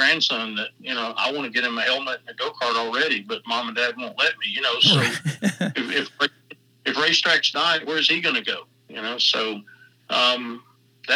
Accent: Georgia, United States; also born or lived in Charlotte, North Carolina; I'm from Georgia

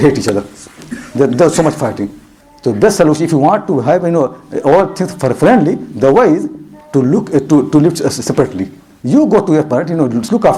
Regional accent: India; moved away; I am from India, and I know Bombay

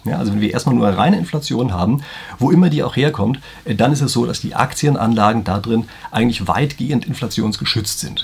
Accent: Germany; bei uns in Deutschland

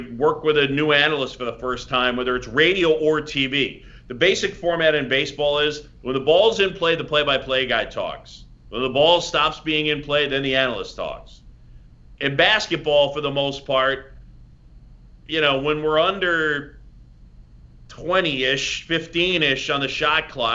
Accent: New York City, New York, United States; growing up in New York City

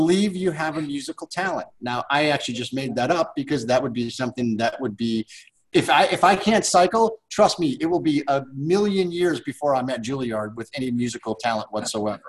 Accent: Midwest, United States; we grew up with here in the Midwest

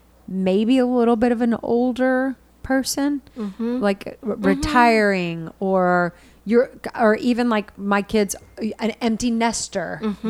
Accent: Richardson, Texas, United States; I grew up in Richardson

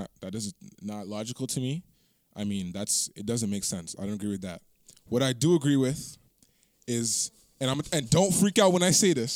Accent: Toronto, Ontario, Canada; You said we try to make it out the hood and I am from Toronto, bro.

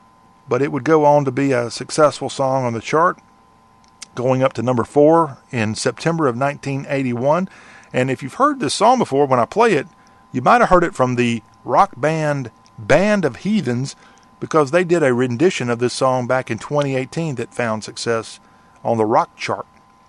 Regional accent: South Carolina, United States; moved away; I moved to Nashville from South Carolina, Leon's native state, and worked at CMT

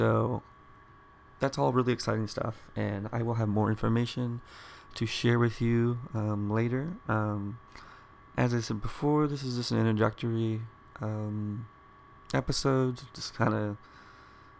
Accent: Dallas, Texas, United States; I grew up here in the Dallas area

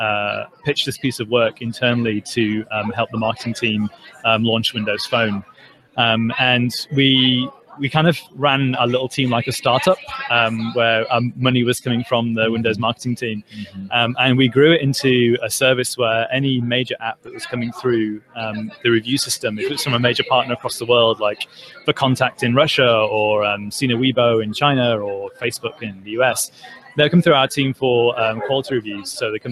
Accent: England, United Kingdom; now in United States; I'm from England.

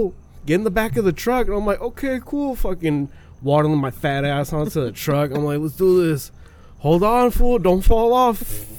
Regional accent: Villa Morelos, Michoacán, Mexico; moved away; Because I used to live in Mexico when I was a kid.

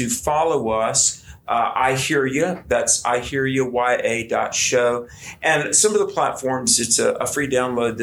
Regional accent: United States; as an American

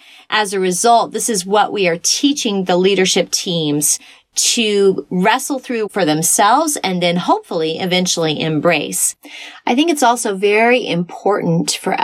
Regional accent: Texas, United States; I was raised in Texas in a denominational church

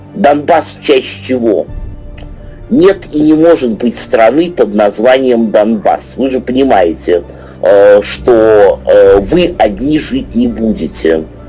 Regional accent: Russia; also born or lived in Moscow; уроженец этой России

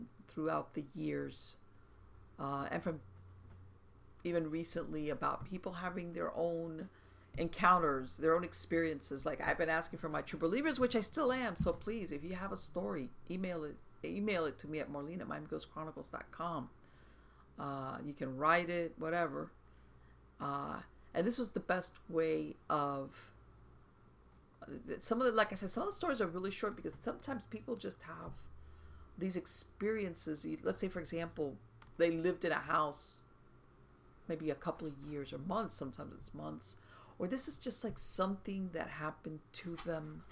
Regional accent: South Florida, United States; I was born here in South Florida and grew up in South Florida

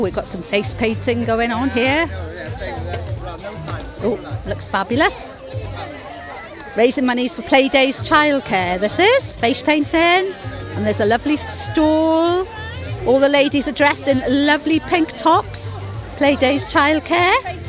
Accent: Pembrokeshire, Wales, United Kingdom; I come from Pembrokeshire

